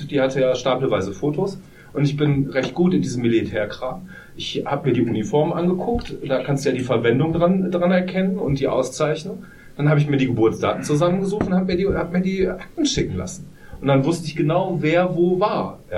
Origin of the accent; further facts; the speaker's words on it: Poland; German is a second language; now in Germany; Ich dachte, ja, ist wie in meiner Heimat in Polen.